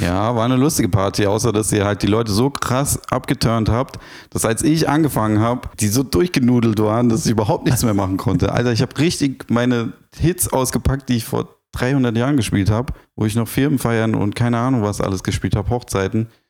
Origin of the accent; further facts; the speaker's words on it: Frankfurt, Hesse, Germany; bin ja Frankfurter